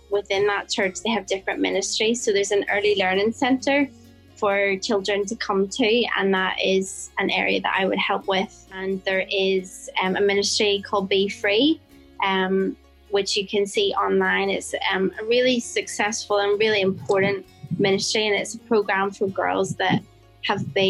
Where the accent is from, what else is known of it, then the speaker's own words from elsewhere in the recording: Bangor, Northern Ireland, United Kingdom; moved away as an adult; now in Phnom Penh, Cambodia; I'm from Northern Ireland, and I grew up in a little town called Bangor by the seaside